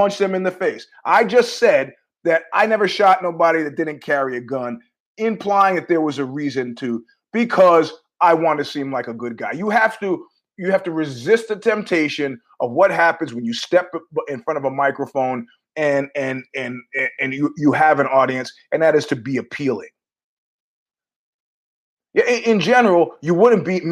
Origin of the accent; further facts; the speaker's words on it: United States; I'm an American